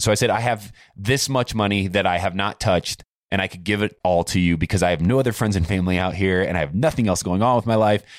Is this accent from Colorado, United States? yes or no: no; Warsaw, Indiana, United States; moved away; Where I grew up in Warsaw, Indiana is the orthopedic capital of the world